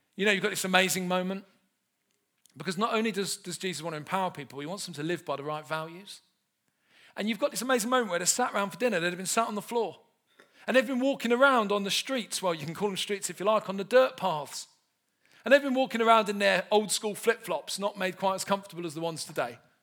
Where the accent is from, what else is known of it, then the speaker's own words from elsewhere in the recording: London, United Kingdom; I grew up in South London, not far from where Del Boy's from